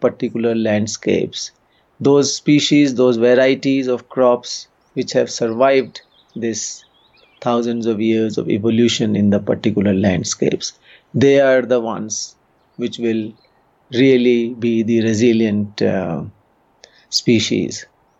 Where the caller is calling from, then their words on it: Uttarakhand, India; and I'm calling in from Uttarakhand state.